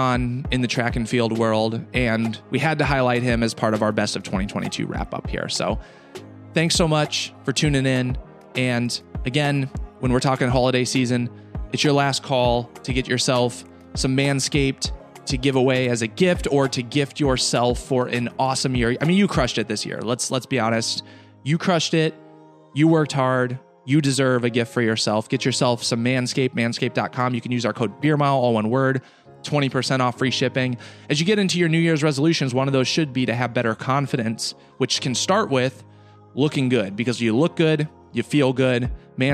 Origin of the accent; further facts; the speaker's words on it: Iowa City, Iowa, United States; I grew up in Iowa City